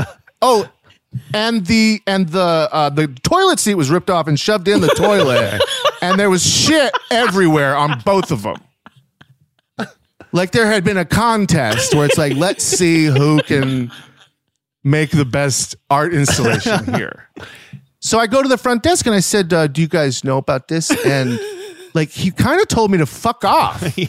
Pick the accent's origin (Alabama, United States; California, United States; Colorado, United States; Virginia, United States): Virginia, United States; also born or lived in Maryland; In Virginia, Maryland.